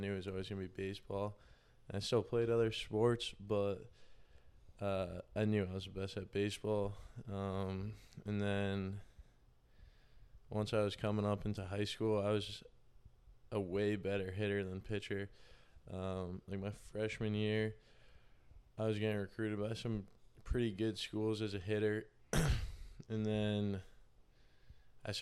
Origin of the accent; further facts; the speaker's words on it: North Andover, Massachusetts, United States; I'm from North Andover, Mass